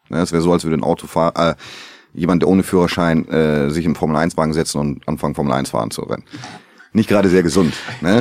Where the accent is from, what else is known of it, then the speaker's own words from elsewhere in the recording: Bremen, Germany; ich komme ja aus Bremen